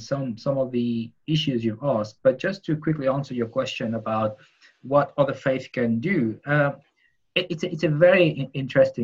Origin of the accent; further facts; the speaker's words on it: Mauritius; where I come from Mauritius